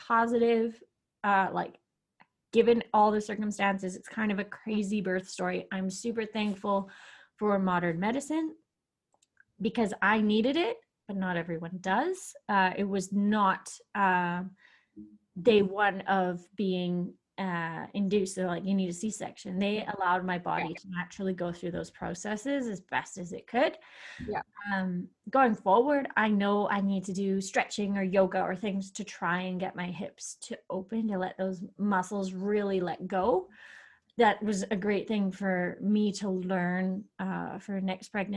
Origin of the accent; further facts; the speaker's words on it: Canada; moved away as an adult; now in Austria; I can prove that I'm Canadian